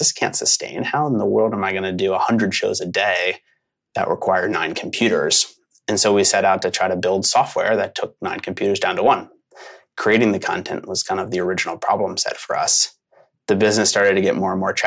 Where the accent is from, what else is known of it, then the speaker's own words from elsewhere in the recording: Philadelphia, Pennsylvania, United States; moved away as an adult; also born or lived in Los Angeles / Portland, Oregon; I am a Philly guy. I grew up in Philadelphia